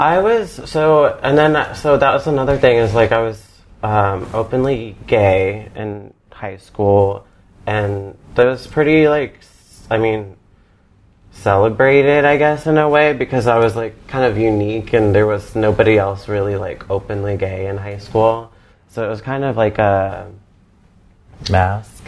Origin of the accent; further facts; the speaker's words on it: Charlotte, North Carolina, United States; I'm from Charlotte, North Carolina